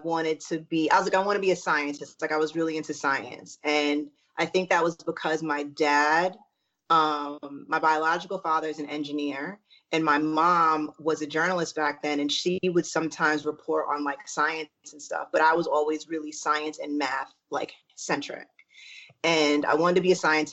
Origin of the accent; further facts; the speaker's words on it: New York, United States; moved away as an adult; also born or lived in Syracuse, New York / Texas; now in Los Angeles, United States; I'm originally from New York. I was born in Syracuse, and then we left to go to Texas. And I grew up in Texas and New York, like went back and forth until I was like 13. And then I moved to New York City for good.